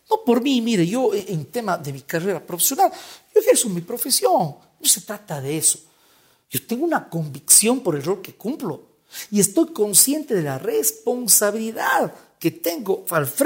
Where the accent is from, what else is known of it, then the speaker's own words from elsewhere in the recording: Cuenca, Azuay, Ecuador; now in Quito, Ecuador; Cuenca es mi ciudad natal, obvio, le, quiero mucho a, Cuenca, pero, pero no puedo dejar de, decir, y, no voy a ser ingrato con Quito, Quito es una bella ciudad, vivo acá ya casi siete años.